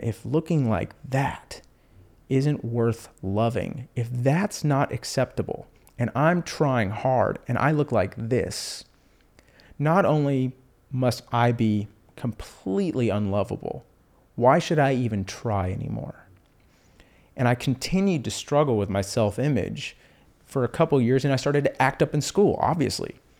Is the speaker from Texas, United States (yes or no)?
yes; Houston, Texas, United States; also born or lived in Austin, Texas; I grew up in Houston.